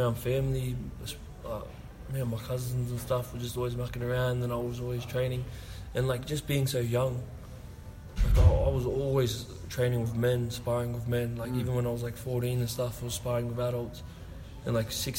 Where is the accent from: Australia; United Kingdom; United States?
Australia; Central Coast, New South Wales; also born or lived in Westmead, New South Wales; I'm just a kid from the Central Coast. You know, I was born in Westmead and I moved to the Central Coast when I was a young kid